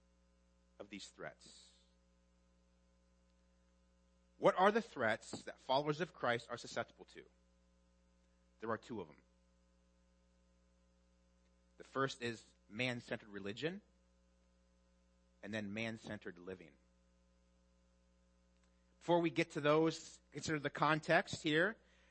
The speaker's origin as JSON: {"language": "English", "region": "Midwest", "country": "United States", "moved": "yes", "said": "I'm from the Midwest"}